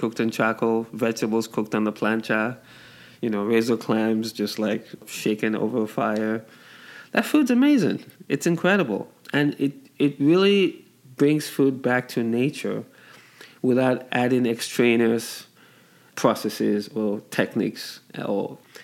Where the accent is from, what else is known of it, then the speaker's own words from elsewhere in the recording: Nigeria; moved away; also born or lived in England; I grew up in Nigeria and uh, spent some time in England.